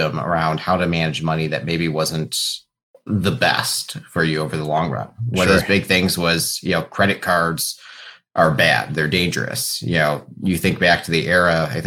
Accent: Cleveland, Ohio, United States; I grew up in Cleveland, went to school over at Case Western, so very deep Cleveland roots on my end

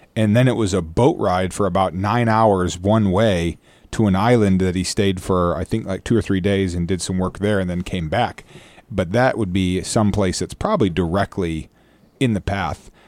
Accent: United States; now in Guam; I am from the States

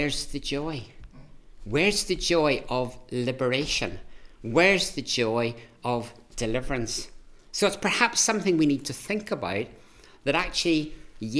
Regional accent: Ireland; I'm Irish

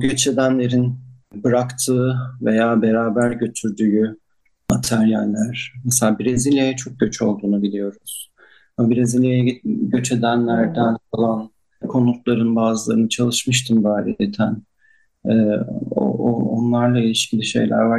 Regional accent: Antakya, Hatay, Turkey; çocukluğum e, Cinde Hamamı'nın e, yanındaki eski Antakya evinde geçmişti. E, ben o sokaklarda büyüdüm

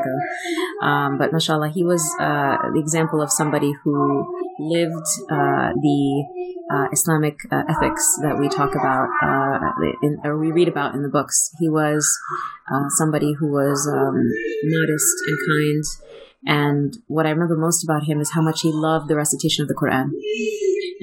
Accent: New Jersey, United States; I grew up in New Jersey

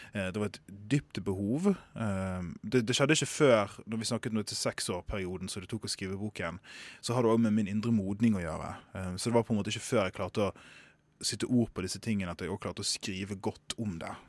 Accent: Sotra, Vestland, Norway; jeg kommer fra Sotra

